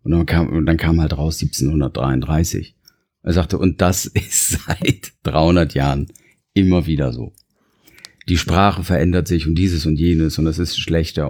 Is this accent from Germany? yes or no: yes; Germany; ich bin Deutscher